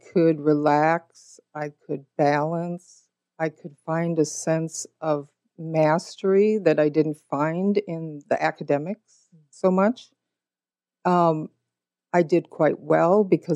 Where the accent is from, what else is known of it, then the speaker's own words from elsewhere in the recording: Minnesota, United States; also born or lived in Montana; I grew up in Minnesota and in Montana